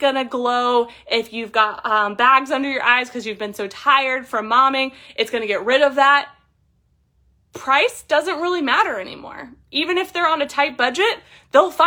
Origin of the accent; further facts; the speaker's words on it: Columbus, Ohio, United States; I'm a woman from Columbus, Ohio